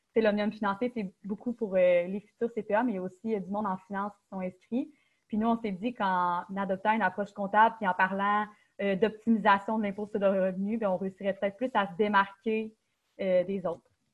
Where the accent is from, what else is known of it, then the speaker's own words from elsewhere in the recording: Quebec City, Quebec, Canada; moved away as an adult; je viens de Québec puis j'ai choisi l'UQTR parce que c'est une bonne université